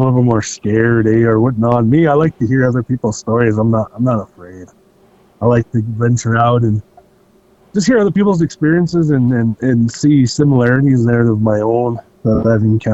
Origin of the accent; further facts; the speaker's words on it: Heart Butte, Montana, United States; From here on the Black Hill Reservation, I grew up in Heartbeat, majority of my life